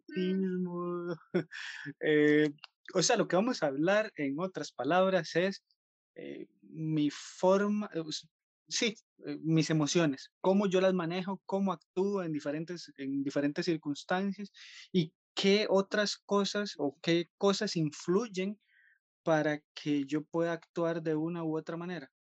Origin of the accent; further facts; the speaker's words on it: Costa Rica; como buenos costarricenses